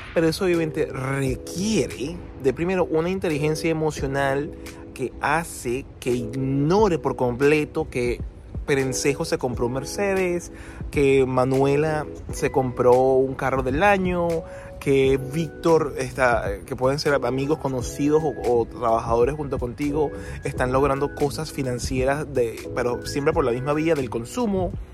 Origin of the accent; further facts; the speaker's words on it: Venezuela; moved away as an adult; now in Australia; mi país de origen, eh, que es Venezuela